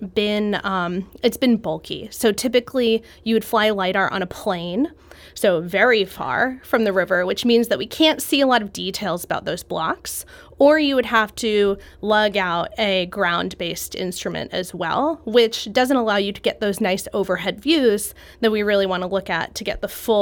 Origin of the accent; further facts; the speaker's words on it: Jersey Shore, New Jersey, United States; I grew up on the Jersey Shore